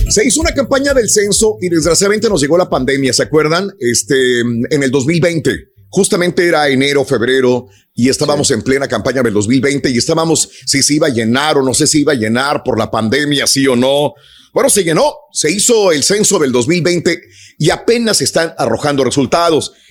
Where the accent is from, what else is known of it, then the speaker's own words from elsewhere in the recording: Mexico; now in United States; yo cuando llegué de México acá a los Estados Unidos venía comiendo, pues carbón, eso es lo que comía